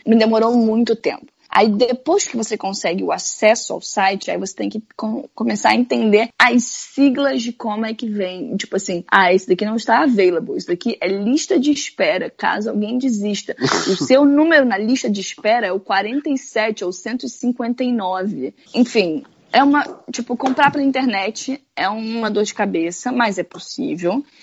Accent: Rio de Janeiro, Brazil; moved away; eu venho do Rio de Janeiro

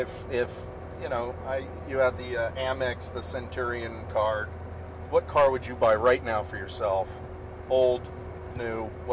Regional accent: California, United States; I'm from California.

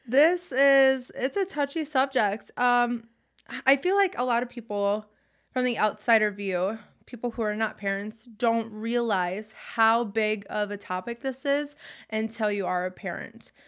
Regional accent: Wisconsin, United States; We're from Wisconsin, so it gets extremely cold

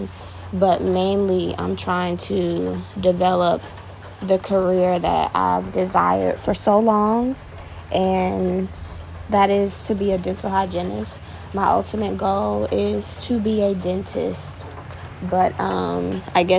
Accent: Florida, United States; also born or lived in Virginia; I'm from Florida, so this is where I reside right now

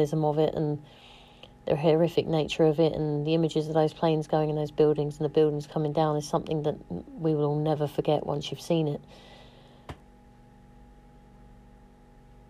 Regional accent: United Kingdom; now in London, United Kingdom; as a British person

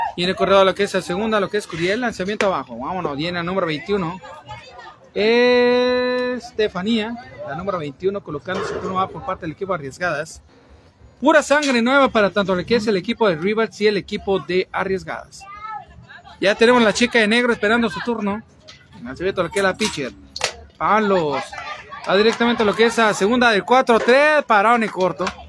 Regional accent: Mexico; soy nacido, soy oriundo, o más bien, soy de Rito

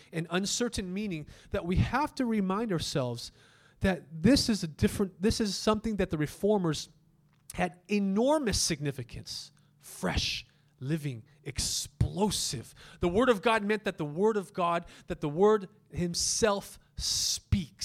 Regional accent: United States; we as an American culture

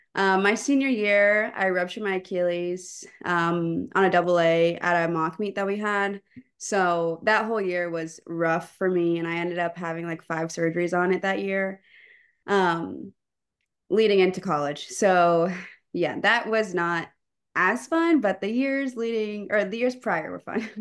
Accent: Pflugerville, Texas, United States; moved away as an adult; also born or lived in Champaign, Illinois; I'm from the Austin area, specifically Pflugerville

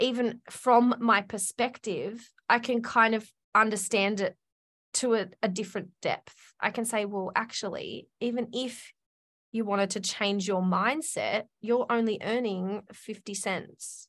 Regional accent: Australia; I'm Australian

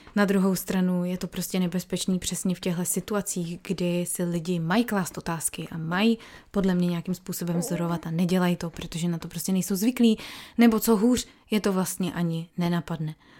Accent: Czechia; now in New South Wales, Australia; jako jsme my Češi

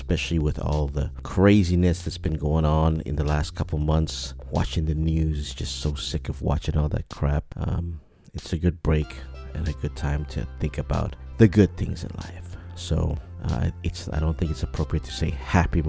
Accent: Micronesia; I did serve in the U.S. military, as a lot of Micronesians have

